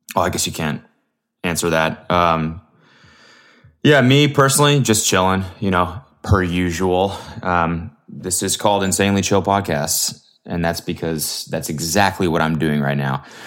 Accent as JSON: {"language": "English", "country": "Canada", "said": "I'm Canadian"}